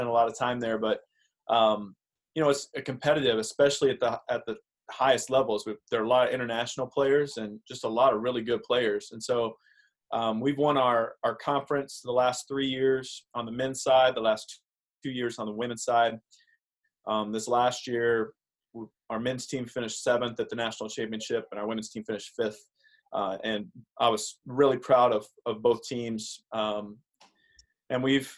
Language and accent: English; Southern Indiana, United States; I grew up in Southern Indiana, not exactly a huge golf area